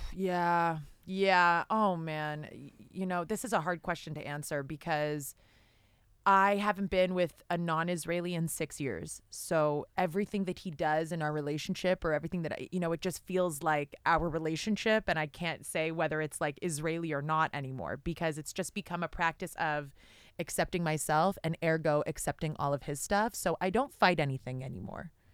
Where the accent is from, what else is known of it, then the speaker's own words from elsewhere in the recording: Canada; I'm Canadian.